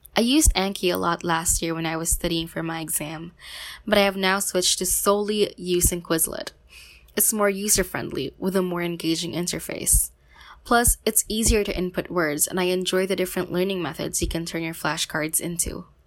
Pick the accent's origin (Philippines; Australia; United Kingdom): Philippines; from the Philippines